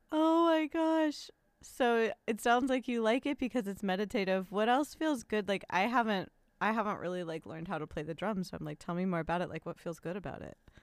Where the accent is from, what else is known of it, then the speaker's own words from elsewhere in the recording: Los Angeles, California, United States; first language English; I love my hometown